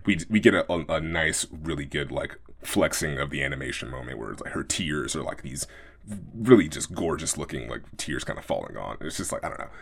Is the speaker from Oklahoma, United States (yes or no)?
no; Oakland, California, United States; growing up in Oakland, uh, my house was around the corner